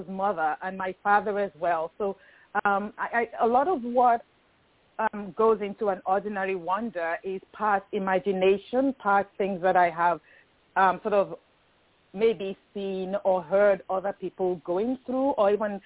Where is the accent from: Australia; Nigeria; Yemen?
Nigeria; moved away as an adult; also born or lived in United Kingdom; now in United States; growing up in Nigeria